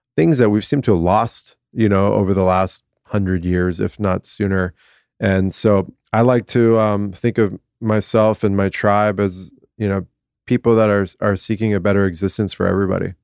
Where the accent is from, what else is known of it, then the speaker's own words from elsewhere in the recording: Southern California, United States; born and raised in Southern California